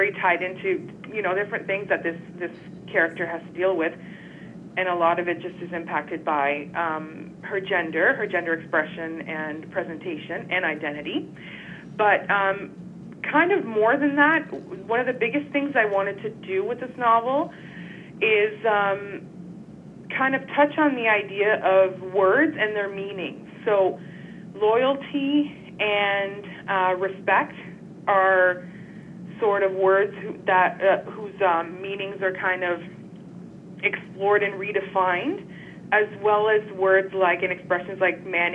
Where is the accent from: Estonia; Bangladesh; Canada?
Canada; Quebec; now in Toronto, Canada; It's a French name because I'm originally from Quebec